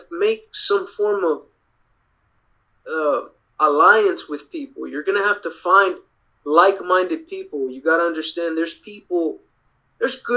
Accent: Dallas, Texas, United States; I'm from Dallas

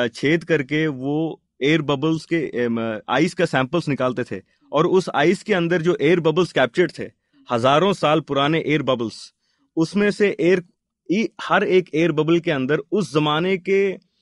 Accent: Hyderabad, Telangana, India; moved away as an adult; also born or lived in Bangalore; मैं हैदराबाद से हूँ लेकिन बेंगलोर में रह रहा था

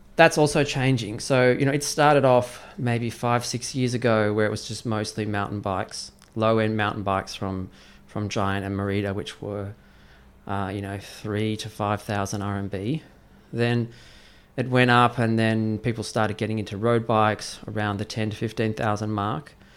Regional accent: Australia; now in Beijing, China; I was in Australia, which is my home country

